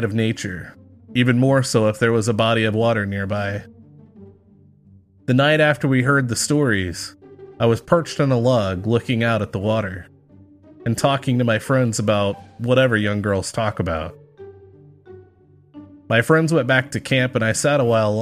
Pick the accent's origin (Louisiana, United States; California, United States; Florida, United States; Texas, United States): Texas, United States; I grew up in the South, Texas